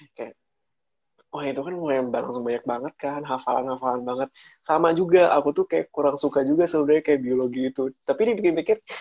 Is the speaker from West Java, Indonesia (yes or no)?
yes; Purwakarta, West Java, Indonesia; berasal dari Purwakarta yang hmm. akhirnya mengambil apa dia uh, waktu itu dari mulai dari kecil dari sekolah SD SMP SMA semua di Purwakarta